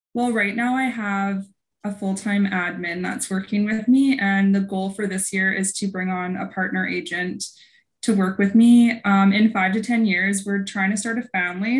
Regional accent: Vernon, British Columbia, Canada; now in Kelowna, Canada; I was born at the coast, but my parents moved here when I was six months old. So I grew up in oh. Vernon

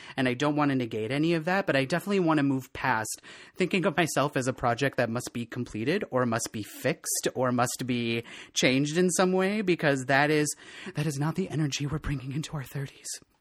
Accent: Eleva, Wisconsin, United States; moved away as an adult; also born or lived in Eau Claire, Wisconsin; now in Minneapolis, United States; from a little, a little town in west central Wisconsin called El Tuna

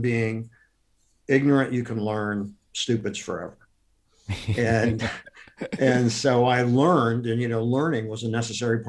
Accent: Akron, Ohio, United States; I grew up in Akron, Ohio

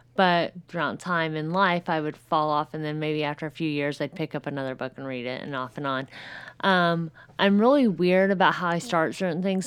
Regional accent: Southern Indiana, United States; I'm from Southern Indiana

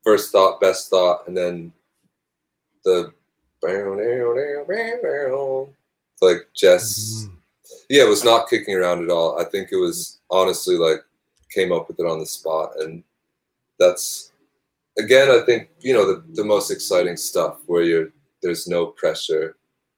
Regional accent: Northeast, United States; now in New York City, United States; I grew up in the Northeast

